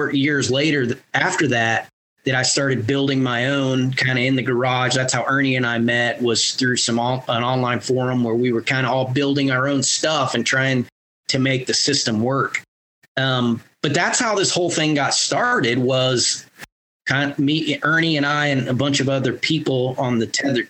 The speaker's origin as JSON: {"language": "English", "region": "Northwest Florida", "country": "United States", "tie": "born or raised there", "also_born_or_lived": "Fort Carson, Colorado", "moved": "as an adult", "said": "I grew up in Northwest Florida, so we hunted pine plantations over corn feeders and food plots with ladder stands and climbers"}